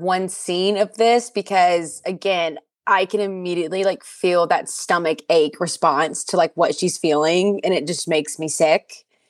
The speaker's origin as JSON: {"language": "English", "region": "the South", "country": "United States", "said": "I'm from the South"}